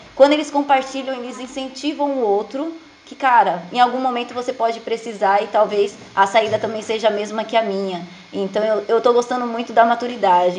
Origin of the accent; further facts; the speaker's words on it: Alagoas, Brazil; now in Jandira, Brazil; eu sou de Alagoas, né, mas atualmente moro em Jandira, São Paulo